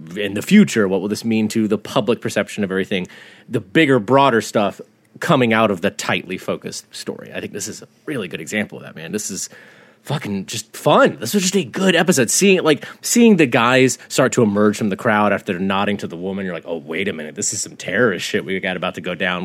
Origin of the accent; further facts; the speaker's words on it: the South, United States; growing up in the South